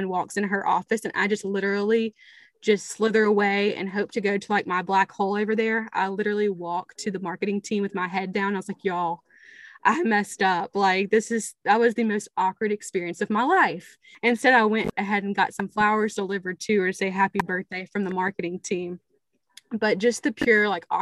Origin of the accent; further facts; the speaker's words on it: Tupelo, Mississippi, United States; from small town Tupelo, Mississippi, where we're both from